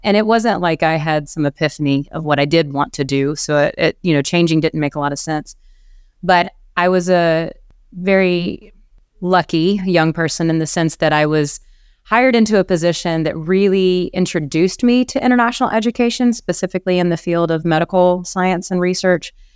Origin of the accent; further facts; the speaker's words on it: South Carolina, United States; moved away; I am from South Carolina originally.